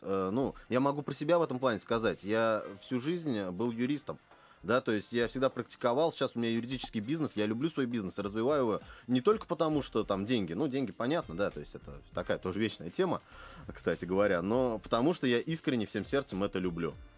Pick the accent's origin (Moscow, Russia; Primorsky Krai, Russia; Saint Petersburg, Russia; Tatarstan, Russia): Tatarstan, Russia; Kazan; я как коренной казанец